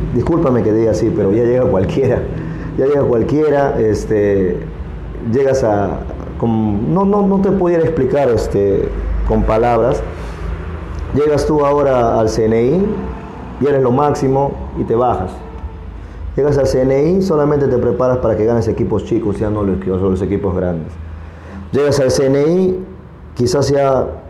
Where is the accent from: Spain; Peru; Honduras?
Peru; Iquitos, Loreto; de acá de Iquitos